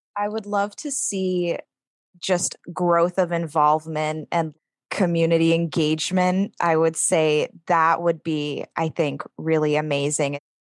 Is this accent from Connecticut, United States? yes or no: yes; East Lyme, Connecticut, United States; Being a person of color going through the East Lyme school system